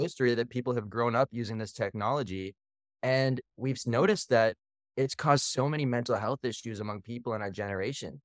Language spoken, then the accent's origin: English; Canada; also born or lived in Philippines; now in Austin, United States; living and spending most of our time growing up in Canada and then moving to the Philippines